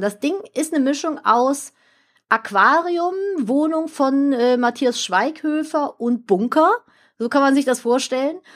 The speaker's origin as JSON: {"language": "German", "town": "Cologne", "region": "North Rhine-Westphalia", "country": "Germany", "tie": "born or raised there", "said": "ich bin hier in Köln aufgewachsen und ich bin in dem Stadtteil, in dem ich hier gerade lebe, geboren"}